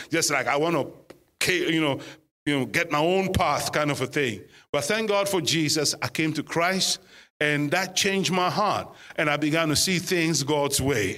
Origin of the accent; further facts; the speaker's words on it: Ghana; now in United Kingdom; we are obviously originally from Ghana. Uh, West Africa